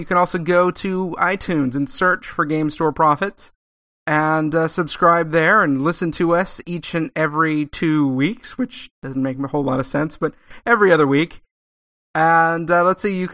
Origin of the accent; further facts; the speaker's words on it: California, United States; I'm from California. I never had a basement.